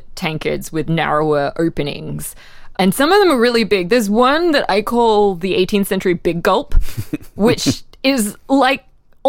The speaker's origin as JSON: {"language": "English", "country": "Australia", "said": "I'm from Australia, where literally our prime minister in the 1980s, Bob Hawke, was the Guinness World Record holder for the fastest drinker of a yard glass of beer."}